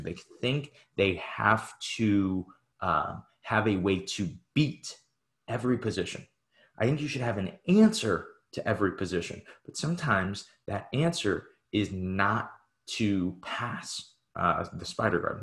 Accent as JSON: {"language": "English", "region": "Midwest", "country": "United States", "said": "We're both from the Midwest"}